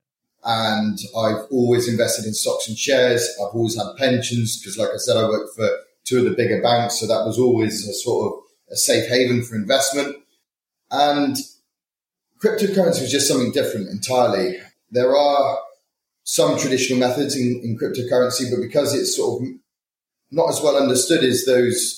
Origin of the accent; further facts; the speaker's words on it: Bristol, South West England, United Kingdom; moved away as an adult; now in London, United Kingdom; I was originally from Bristol